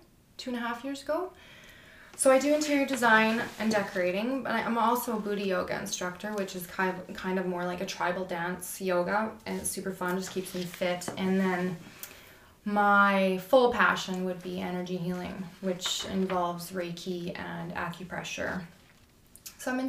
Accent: Fernie, British Columbia, Canada; moved away as an adult; also born or lived in Calgary, Canada / Fort McMurray, Canada; now in West Kootenays, Canada; I was born and raised in Fernie

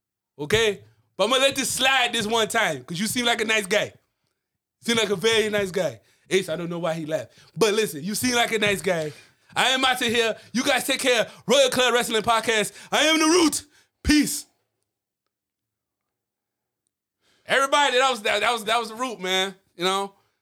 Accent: Nigeria; From Nigeria, I'm from Nigeria. As you could tell by my accent, I don't know if it's a little hard. It is. I am from Nigeria.

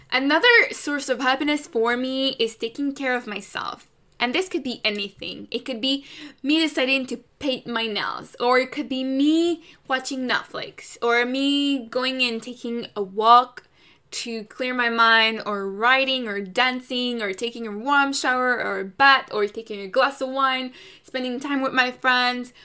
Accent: Canada; I'm Canadian

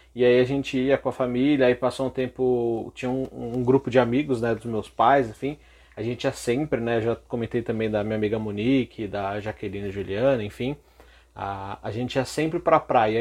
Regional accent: São Paulo, Brazil; eu nasci aqui em São Paulo mesmo

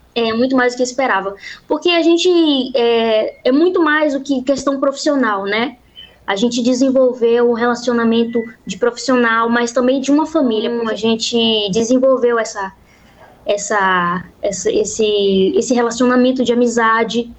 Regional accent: Salvador, Bahia, Brazil; sou cantora e sou de Salvador

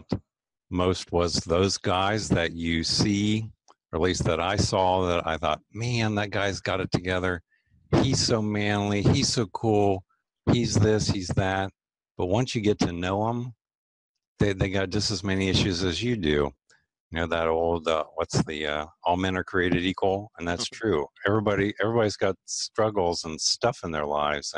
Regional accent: Lancaster, Ohio, United States; moved away as an adult; now in Columbus, United States; I actually grew up in Lancaster, Ohio, which is about an hour southeast of Columbus

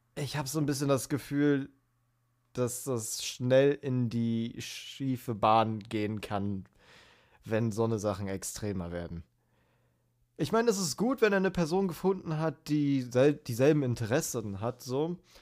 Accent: Berlin, Germany; ich bin in Berlin zur Schule gegangen.

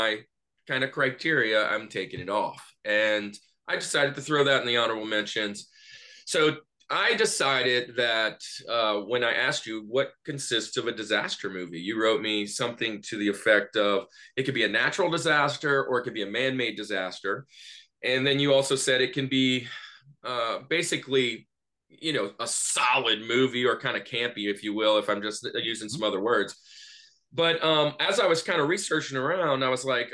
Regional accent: Louisiana, United States; now in Atlanta, United States; I live in Atlanta now. I'm from the Louisiana area

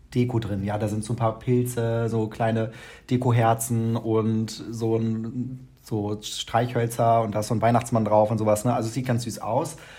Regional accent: Lower Saxony, Germany; moved away as an adult; now in Mannheim, Germany; bei uns äh, in Niedersachsen oder bei uns, wo ich aufgewachsen bin

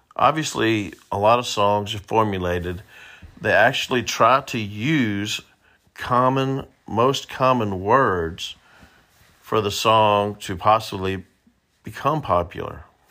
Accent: the South, United States; I say y'all a lot, it's 'cause I'm from the South, and I live in the South

